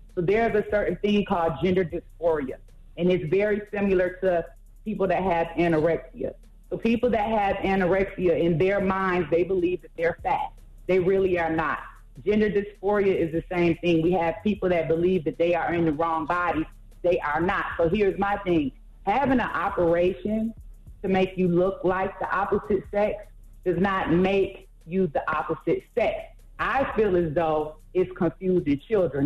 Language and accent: English; Atlanta, Georgia, United States; I am from Atlanta. Been there most of my life.